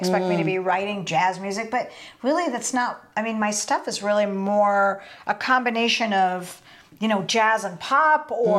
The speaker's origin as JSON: {"language": "English", "region": "Oregon", "country": "United States", "tie": "born or raised there", "also_born_or_lived": "Colorado", "moved": "yes", "said": "I grew up in Oregon"}